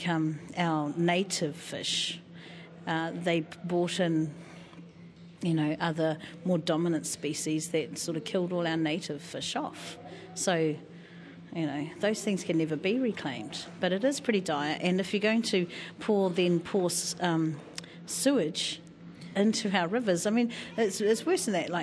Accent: Wairarapa, Wellington, New Zealand; from Wairarapa, Ngāti Kahungunu

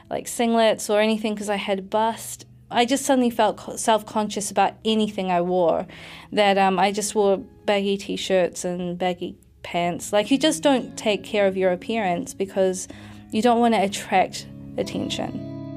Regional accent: New Zealand; moved away as an adult; also born or lived in United Kingdom; I'm mixed race, but I'm also a New Zealander, but I come from families which are very protective about their daughters.

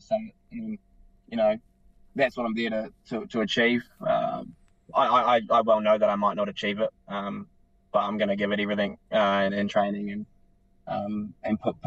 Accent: New Zealand; being just a Kiwi bloke who loves the outdoors

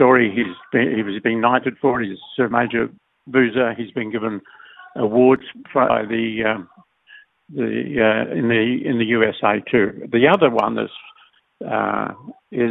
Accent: Solomon Islands; we're British colonial islands up until 78, and then we became independent.

